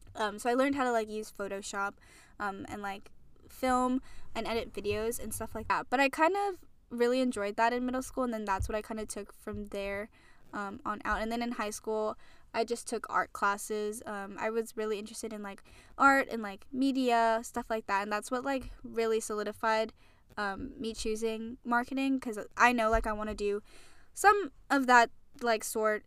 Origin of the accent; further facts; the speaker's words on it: Hawaii, United States; moved away as an adult; I'm from Hawaii, and, um, I moved out here out here to school